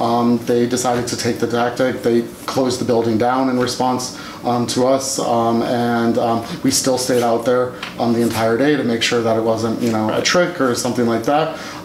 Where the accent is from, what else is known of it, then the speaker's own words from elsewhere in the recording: Nashville, Tennessee, United States; also born or lived in Massachusetts / England; and then I mostly tell people I'm from Tennessee because that's the longest I spent anywhere as a kid. So I moved to Nashville when I was in fifth grade and stayed there through high school.